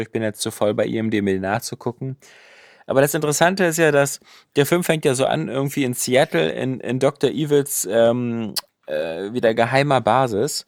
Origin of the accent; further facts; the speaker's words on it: Germany; als Deutscher